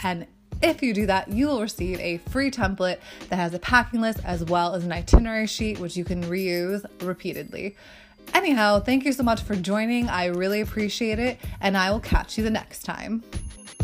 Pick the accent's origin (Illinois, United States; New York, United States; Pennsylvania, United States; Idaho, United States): New York, United States; downstate; an American guy from my home state of New York, except upstate New York, and I'm more downstate